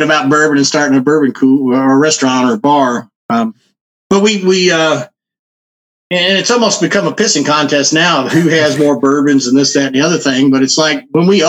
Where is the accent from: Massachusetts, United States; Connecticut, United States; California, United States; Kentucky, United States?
Kentucky, United States; Louisville; I grew up down the street from National Distillery here in Louisville, which was kind of more in the city. I grew up in the Clifton neighborhood.